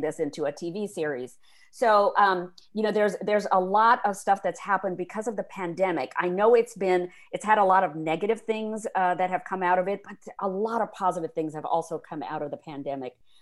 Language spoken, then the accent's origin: English; India; moved away; I grew up in India in the fifties and sixties